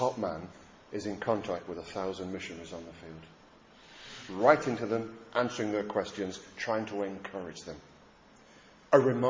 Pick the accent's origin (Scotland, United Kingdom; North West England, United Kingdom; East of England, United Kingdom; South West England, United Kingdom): North West England, United Kingdom; Lancashire; I was brought up in Lancashire